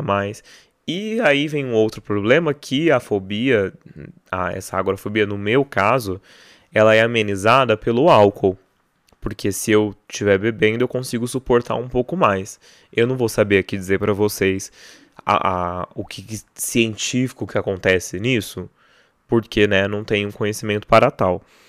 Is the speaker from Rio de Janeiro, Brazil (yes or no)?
no; Barretos, São Paulo, Brazil; festa do peão de Barretos, né, lá minha cidade natal